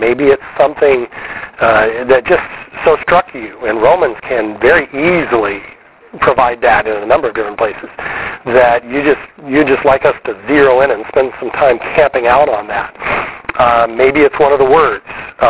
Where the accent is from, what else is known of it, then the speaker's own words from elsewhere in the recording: Wiesbaden, Hesse, Germany; born there; I was born in Wiesbaden, Germany, also Air Force